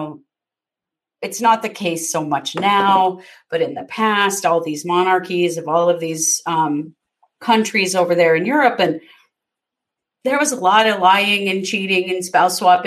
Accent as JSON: {"language": "English", "country": "United States", "said": "I'm an American"}